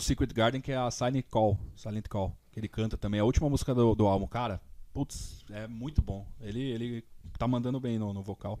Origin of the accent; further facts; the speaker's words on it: São Paulo, Brazil; moved away; Eu sou de São Paulo, né? E morava na época lá.